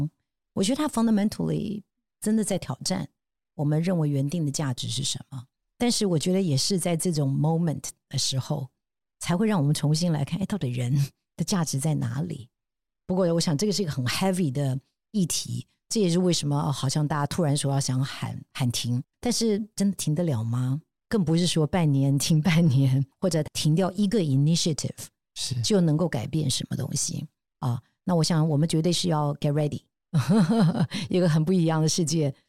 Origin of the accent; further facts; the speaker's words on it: Taiwan; 那我觉得也同样的，我们台湾人是不是视野都可以更宽广，包括看超过台北，那也包括海外的别的市场啊。